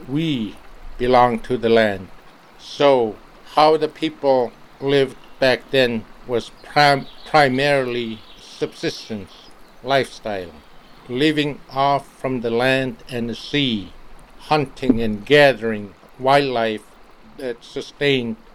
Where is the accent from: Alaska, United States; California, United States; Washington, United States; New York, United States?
Alaska, United States; Nightmute; also born or lived in Bethel, Alaska; I was born here in Bethel, but I grew up on Nelson Island